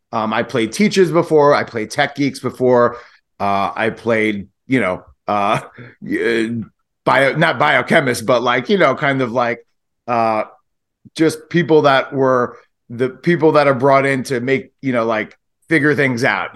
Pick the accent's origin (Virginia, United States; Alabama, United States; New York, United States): New York, United States; New York City; we're from Brooklyn